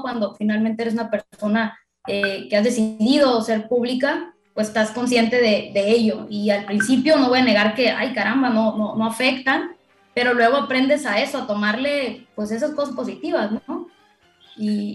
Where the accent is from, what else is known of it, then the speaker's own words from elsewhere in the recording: Culiacán, Sinaloa, Mexico; como buena culichi, buena sinaloense, paisano